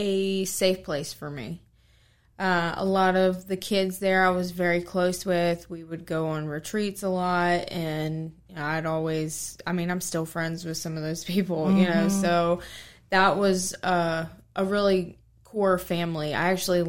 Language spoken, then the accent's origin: English; Harrisonburg, Virginia, United States; I grew up here in Harrisburg, Virginia